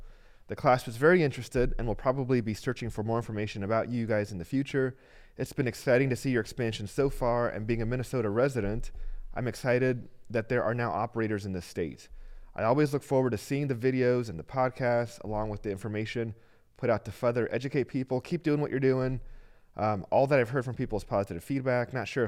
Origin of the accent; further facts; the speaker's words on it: El Salvador; So I grew up in El Salvador, and on my little street.